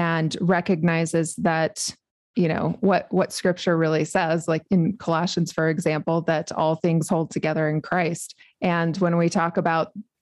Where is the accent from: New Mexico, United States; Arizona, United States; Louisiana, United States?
New Mexico, United States; I was born and raised in New Mexico